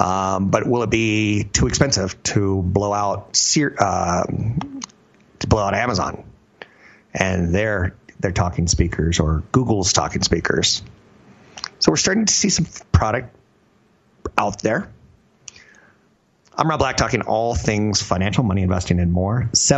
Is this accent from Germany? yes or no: yes; Germany; I'm from Germany.